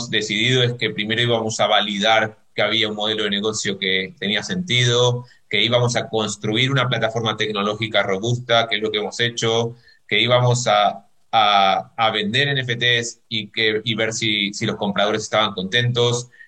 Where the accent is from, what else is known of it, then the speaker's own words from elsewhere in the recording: Argentina; yo lo digo como argentino, en Argentina nadie apuesta por la moneda local, que es el peso, porque el peso devalúa